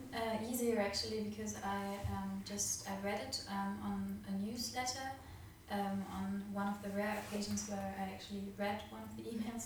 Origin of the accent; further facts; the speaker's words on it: Berlin, Germany; moved away as an adult; now in Gothenburg, Sweden; I'm a medical student and I'm doing two semesters abroad in Gothenburg, and I'm from Berlin.